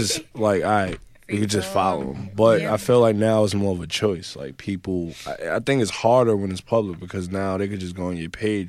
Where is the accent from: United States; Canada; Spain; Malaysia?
United States; New York City, New York; I grew up in the Bronx in the projects.